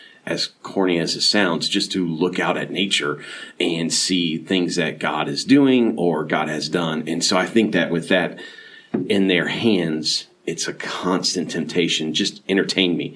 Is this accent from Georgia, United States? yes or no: no; Clearwater, Florida, United States; moved away as an adult; now in Dunn, United States; We grew up together in Clearwater, Florida